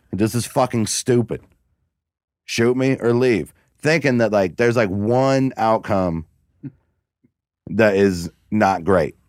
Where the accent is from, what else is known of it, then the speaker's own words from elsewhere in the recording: Cincinnati, Ohio, United States; I was from Cincinnati, not Houston